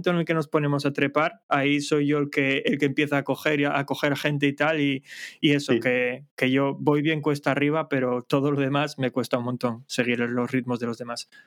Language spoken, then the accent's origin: Spanish; Asturias, Spain; moved away; será por lo mismo que decíamos antes, que somos de Asturias, estamos rodeados de montaña.